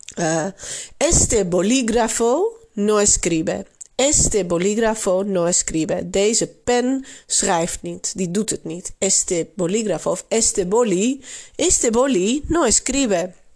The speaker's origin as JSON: {"language": "Dutch", "country": "Netherlands", "also_born_or_lived": "Barcelona, Spain", "accent": "Dutch", "said": "je zult zeker ook mijn Nederlands accent horen"}